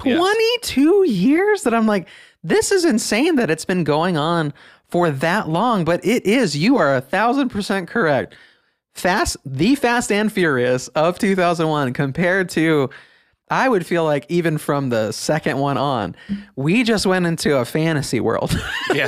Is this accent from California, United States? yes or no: no; Northeast Ohio, United States; growing up in Northeast Ohio